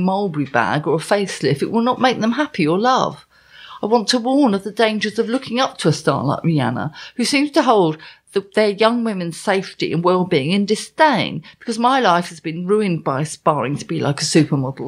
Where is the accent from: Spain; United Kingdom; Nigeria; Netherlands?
United Kingdom; Essex, East of England; I am English. I'm from Essex.